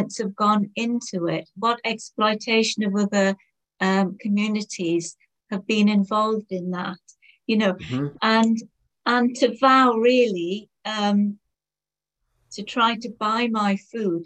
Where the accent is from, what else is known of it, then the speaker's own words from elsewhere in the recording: Durham, North East England, United Kingdom; where I grew up in Durham